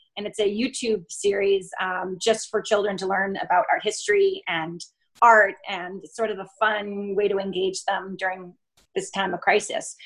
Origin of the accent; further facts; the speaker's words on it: Vermont, United States; also born or lived in France; now in New York, United States; I grew up in Vermont and I have a Colombian mother